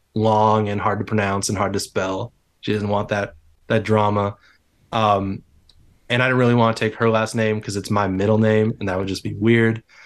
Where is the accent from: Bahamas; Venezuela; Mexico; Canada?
Canada; Calgary, Alberta; I'm from Calgary